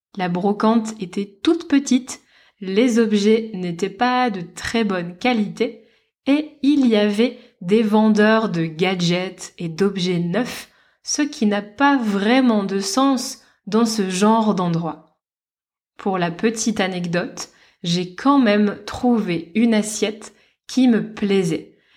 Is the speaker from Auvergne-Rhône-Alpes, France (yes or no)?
no; Lille, Hauts-de-France, France; now in Lisbon, Portugal; dans ma ville natale, à Lille